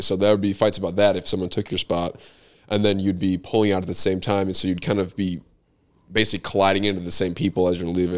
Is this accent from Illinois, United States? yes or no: yes; Bartlett, Illinois, United States; we grew up in Bartlett